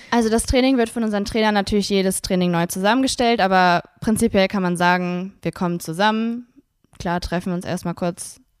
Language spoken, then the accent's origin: German; Wuppertal, North Rhine-Westphalia, Germany; born there; now in Cologne, Germany; Geboren in Wuppertal.